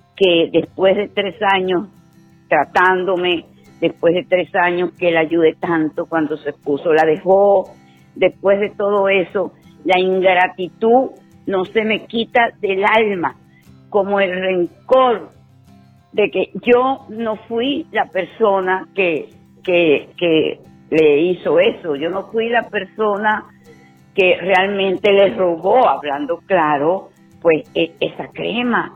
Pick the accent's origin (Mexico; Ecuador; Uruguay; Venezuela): Venezuela; moved away as an adult; now in United States; vine de Venezuela